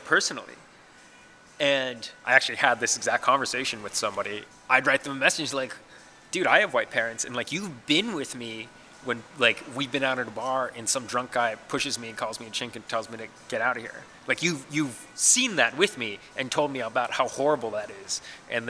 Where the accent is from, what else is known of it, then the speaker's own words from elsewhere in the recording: Pittsburgh area, Pennsylvania, United States; I'm from here